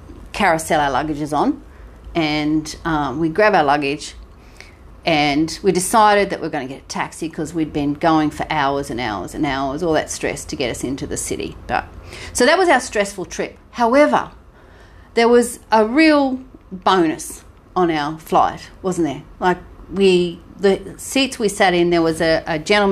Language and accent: English; Sunshine Coast, Queensland, Australia; we're from Sunshine Coast